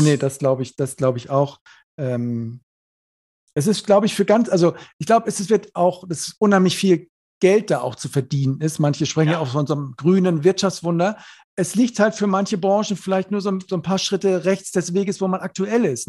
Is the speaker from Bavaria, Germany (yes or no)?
no; Neumünster, Schleswig-Holstein, Germany; ich komme aus Neumünster, ist ja Schleswig-Holstein da oben